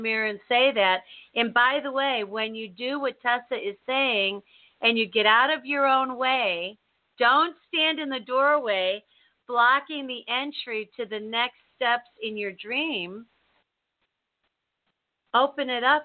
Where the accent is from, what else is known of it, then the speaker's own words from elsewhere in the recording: United States; I was born here, and I was raised in the United States of America.